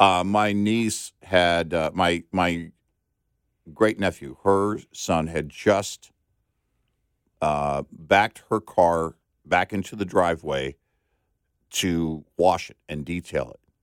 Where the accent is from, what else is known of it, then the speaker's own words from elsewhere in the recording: San Antonio, Texas, United States; also born or lived in Del Rio, Texas / Omaha, Nebraska; growing up in San Antonio and Del Rio